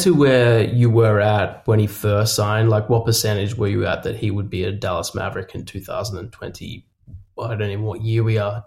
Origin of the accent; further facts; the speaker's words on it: Australia; I'm Australian